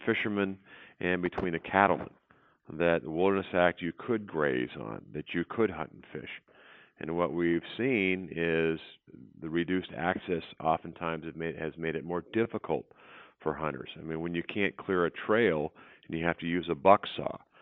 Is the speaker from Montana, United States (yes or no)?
yes; Montana, United States; I grew up in Montana.